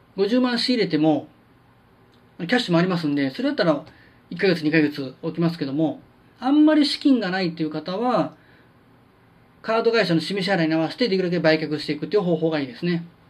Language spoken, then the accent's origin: Japanese; Kansai, Japan